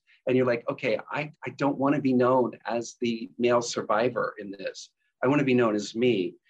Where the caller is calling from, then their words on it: Kettering, Ohio, United States; I'm coming in from Kettering, Ohio, which is outside of Dayton, Ohio, in the U.S.